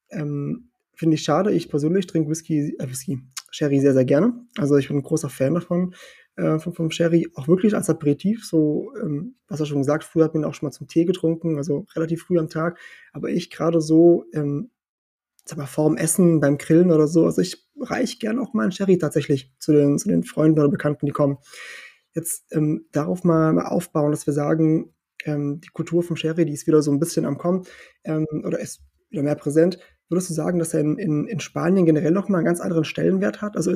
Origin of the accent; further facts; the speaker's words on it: Portugal; also born or lived in Germany; bin ja in Portugal geboren, also geboren in Deutschland, aber ganz lange gelebt in Portugal, eigentlich aufgewachsen, meine ganze Kindheit in Portugal gehabt.